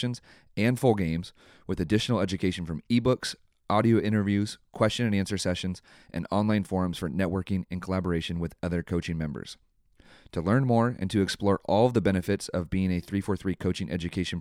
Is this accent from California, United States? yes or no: yes; San Mateo, California, United States; moved away; I'm originally from San Mateo. So I was born in San Mateo Hospital.